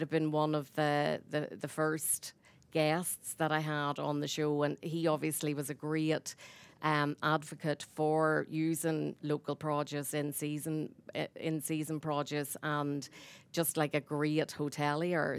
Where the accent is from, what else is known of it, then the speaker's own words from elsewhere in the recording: Ballymena, Northern Ireland, United Kingdom; moved away as an adult; now in Newcastle West, Ireland; I'm from Ballymena